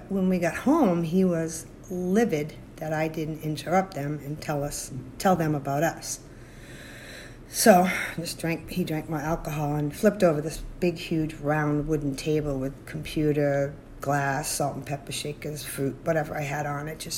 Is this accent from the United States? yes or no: yes; Massachusetts, United States; now in Arizona, United States; from Arizona, originally from Massachusetts.